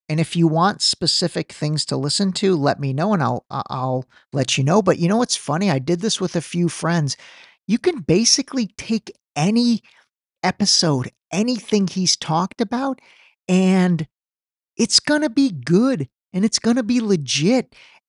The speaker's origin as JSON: {"language": "English", "country": "Iran", "said": "this is not being biased because I'm from Iran originally."}